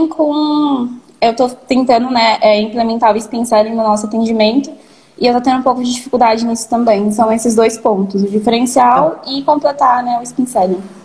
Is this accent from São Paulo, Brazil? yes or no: yes; São Paulo, Brazil; Sou de São Paulo, da Psirica da Paulo, Serra. Então? É mais pro interior